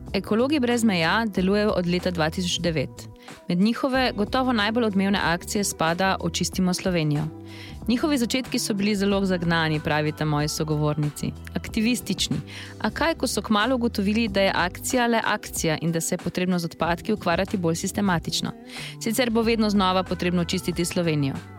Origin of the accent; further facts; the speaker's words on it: Slovenia; smo Slovenci